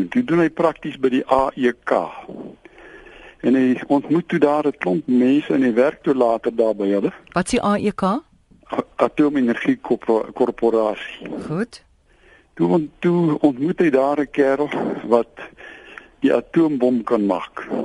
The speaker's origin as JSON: {"language": "Afrikaans", "town": "Somerset West", "region": "Western Cape", "country": "South Africa", "said": "Ek is kom van Somerset West af."}